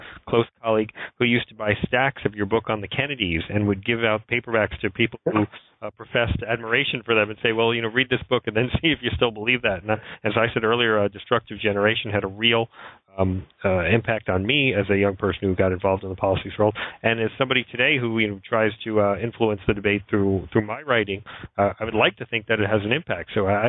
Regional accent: New York, United States; when I was growing up in New York, you could not walk in Central Park in the day or the night

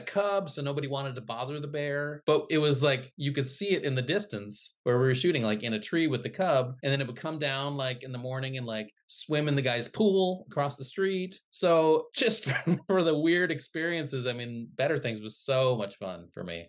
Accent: Midwest, United States; also born or lived in Philippines; I grew up in the Midwest.

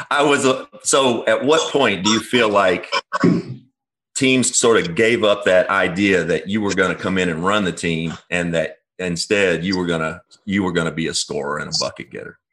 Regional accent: Kentucky, United States; I'm from Kentucky.

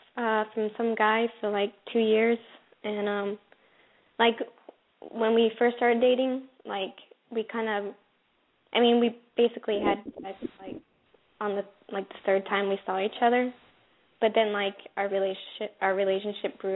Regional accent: Maryland, United States; I'm from Maryland.

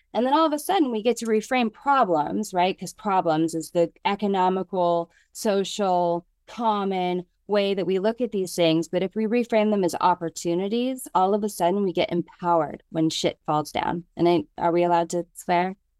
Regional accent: United States; moved away as an adult; also born or lived in New York City; I am a girl from the mountains of Lake Tahoe who grew up with natural hair

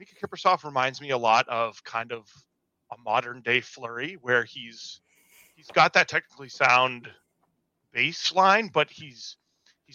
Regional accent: Merrimack, New Hampshire, United States; I'm from Merrimack originally as well, so from, you know, the New England area

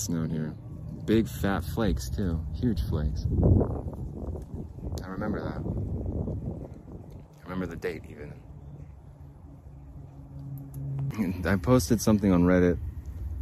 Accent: Arizona, United States; now in Utah, United States; Growing up in Arizona, I moved to Utah for the fishing and for the weather

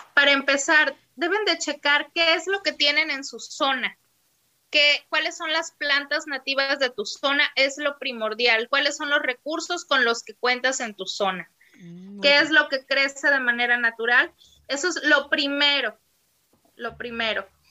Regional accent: Poza Rica, Veracruz, Mexico; yo soy de la ciudad de Poza Rica, Veracruz

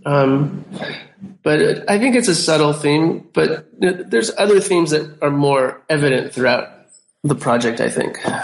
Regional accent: United States; I'm an American and I'm a visual artist

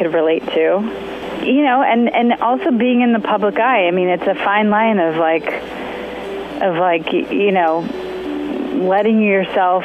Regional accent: Topanga Canyon, California, United States; I grew up in Topanga Canyon

